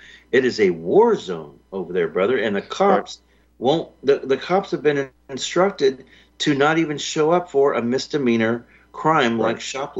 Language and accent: English; Texas, United States; I'm from Texas as well